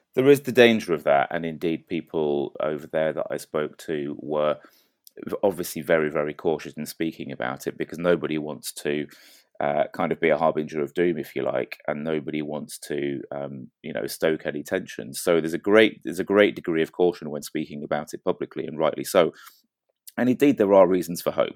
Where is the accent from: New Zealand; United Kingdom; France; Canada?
United Kingdom; England; speaking as an Englishman